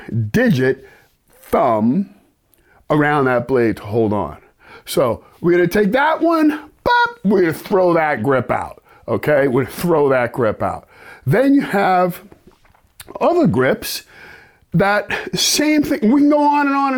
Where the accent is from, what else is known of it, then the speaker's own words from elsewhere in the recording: New York City, New York, United States; growing up in New York City, black guy, Italian side of town, back in the 60s